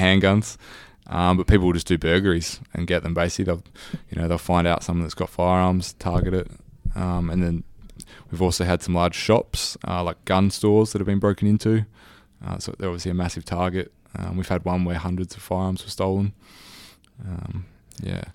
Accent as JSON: {"language": "English", "country": "Australia", "accent": "Australian", "said": "my Australian accent"}